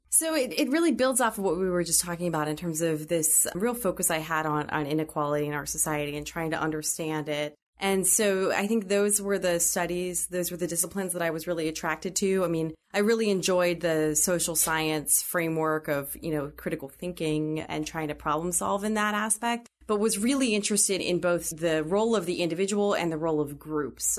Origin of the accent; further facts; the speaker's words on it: Pittsburgh, Pennsylvania, United States; growing up in Pittsburgh was a really interesting experience